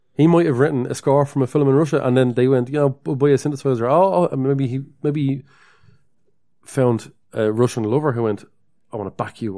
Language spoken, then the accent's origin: English; Dublin, Leinster, Ireland; accent: Dublin; we're from Dublin